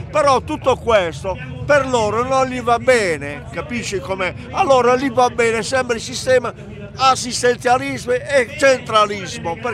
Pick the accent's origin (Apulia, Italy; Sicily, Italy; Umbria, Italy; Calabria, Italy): Apulia, Italy; moved away as an adult; now in Conegliano, Italy; Io sono scappato via dalla Puglia perché mi hanno offerto tre posti di lavoro ai miei figli e io sono a Conegliano da 22 anni